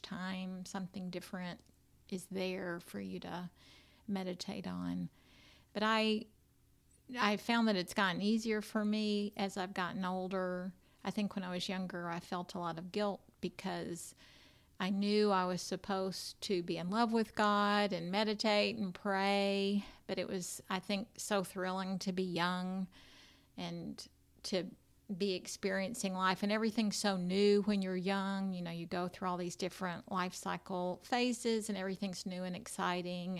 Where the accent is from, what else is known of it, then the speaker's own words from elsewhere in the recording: United States; I grew up right here in Williamson County, and I went to private school right here